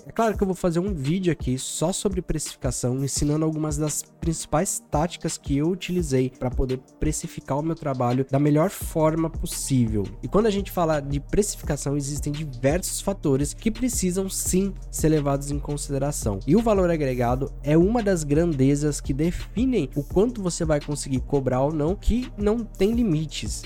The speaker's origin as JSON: {"language": "Portuguese", "region": "São Paulo", "country": "Brazil", "moved": "yes", "lives_now": "Santa Catarina, Brazil", "said": "eu sou de São Paulo e hoje, como editor de vídeo, eu tenho a possibilidade de morar em qualquer lugar do mundo. E eu escolhi morar no sul do país, em Santa Catarina"}